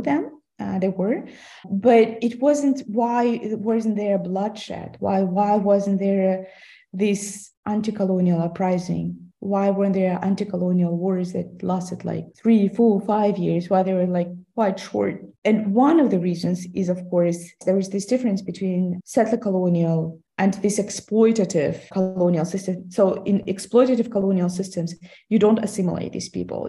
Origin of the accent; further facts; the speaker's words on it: Kazakhstan; first language Russian; English is a second language; now in Basel, Switzerland; in my hometown, which is considered to be quite Kazakh. I mean, Kazakhs were a minority in uh, Soviet Kazakhstan